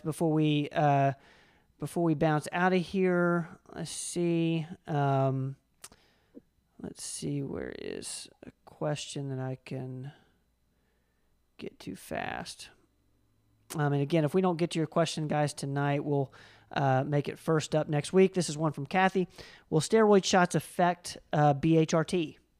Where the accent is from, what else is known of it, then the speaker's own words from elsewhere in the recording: Tennessee, United States; we're from Tennessee